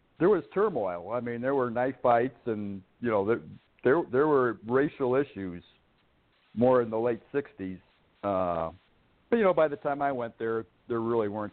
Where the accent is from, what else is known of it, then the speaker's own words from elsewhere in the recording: Chicago, Illinois, United States; also born or lived in Oak Lawn, Illinois / Woodstock, Illinois / Warrensburg, Missouri; 68 or 69, we moved from Oaklawn to South Chicago